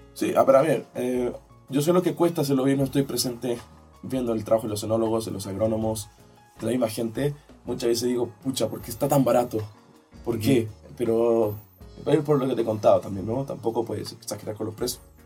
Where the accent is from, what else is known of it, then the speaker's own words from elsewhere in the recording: Maipo Valley, Santiago Metropolitan Region, Chile; yo soy del Valle del Maipo